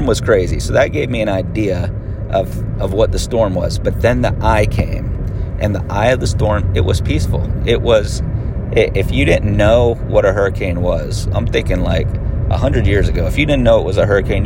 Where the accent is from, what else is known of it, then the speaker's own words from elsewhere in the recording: Florida, United States; also born or lived in Pennsylvania; I was born in Pennsylvania, but I've lived in Florida since I was 10